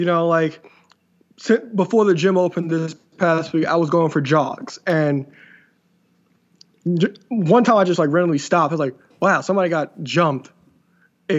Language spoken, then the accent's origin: English; New York City, New York, United States; growing up in Brooklyn, like at a certain point they had cops walking up and down each street